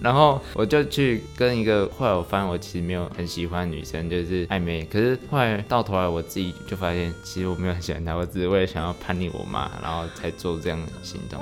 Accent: Taipei, Taiwan; moved away; 小时候在台北的时候就比如说去爬阳明山啊

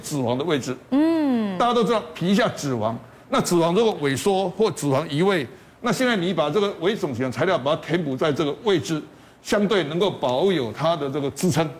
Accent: Taiwan; 在我们台湾地区

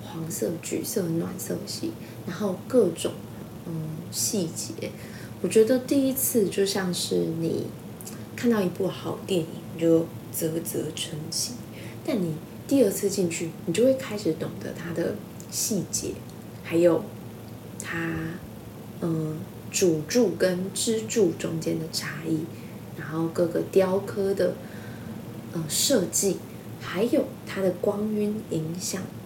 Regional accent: Taiwan; 我们都是台湾人

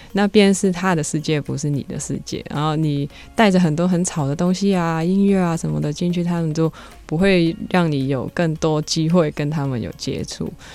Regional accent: Hong Kong; moved away; also born or lived in Taiwan; 我是香港来的

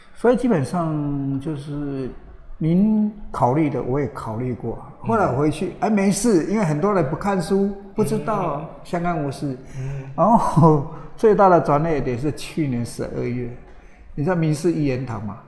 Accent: Taiwan; 里面只有我一个台湾的

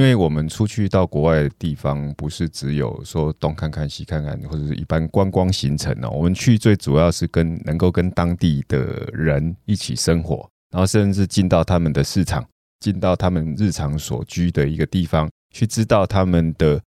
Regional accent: Taiwan; 我们台湾人的生活方式到底是什么

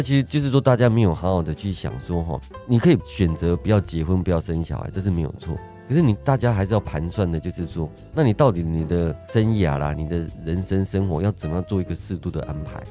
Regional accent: Taiwan; 我们自己身为台湾人，在这个土地长大

